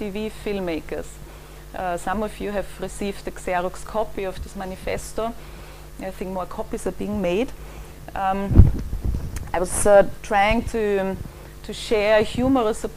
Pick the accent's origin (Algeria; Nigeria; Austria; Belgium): Austria; Vienna; moved away as an adult; now in London, United Kingdom; I grew up in Vienna and moved here about 15 years ago